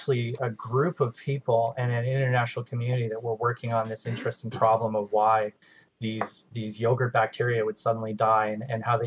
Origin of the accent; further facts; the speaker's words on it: Okanagan Valley, British Columbia, Canada; moved away; I'm from the Okanagan Valley in British Columbia. I grew up picking apples and picking fruit